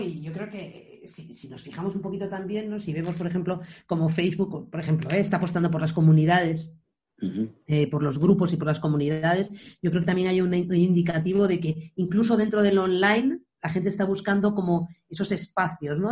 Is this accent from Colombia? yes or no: no; Areas beach, Galicia, Spain; la playa de Areas, que es la playa donde yo crecí